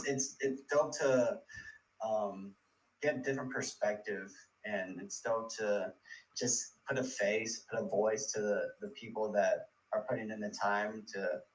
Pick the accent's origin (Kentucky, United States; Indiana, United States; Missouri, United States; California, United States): California, United States; I feel like where I'm from, like I'm from the Bay Area, like the culture out here is kind of like, hey, don't talk about it, be about it.